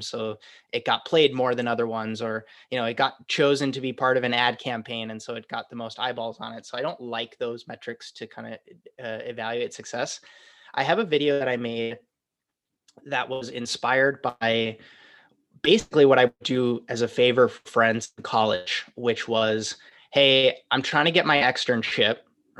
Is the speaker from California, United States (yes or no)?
no; Wisconsin, United States; moved away as an adult; now in New York, United States; It's basically who I was when I moved to New York from Wisconsin.